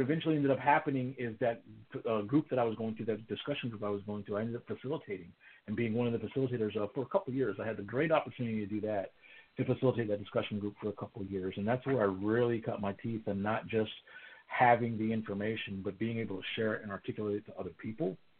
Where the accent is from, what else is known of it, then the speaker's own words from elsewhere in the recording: Houston, Texas, United States; I live here in, in the the city of Houston in the great state of Texas, which is um, for all practical purposes my hometown